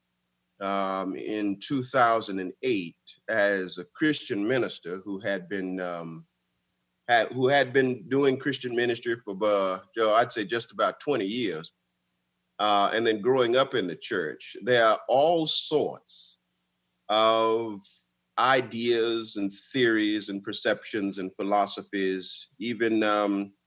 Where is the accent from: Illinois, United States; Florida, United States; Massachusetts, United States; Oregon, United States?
Florida, United States; West Palm Beach; I was born and raised in West Palm Beach